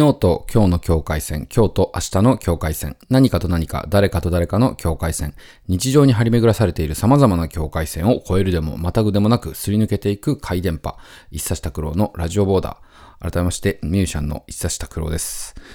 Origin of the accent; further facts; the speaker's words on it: near Mount Daisen, Tottori, Japan; 僕の実家の僕の部屋だった部屋から2階なんですけど、その実家の部屋から、あの、大山っていうね、山、あの、スキー場なんかもあったりする山なんですけど、それが、あの、見えるんですよ